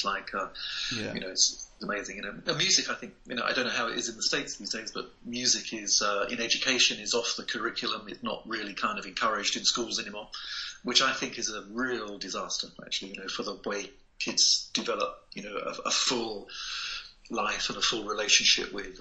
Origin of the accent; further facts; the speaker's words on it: Gillingham, South East England, United Kingdom; growing up in the UK, I grew up in a town called Gillingham, which is just outside of London, like about 60 miles from London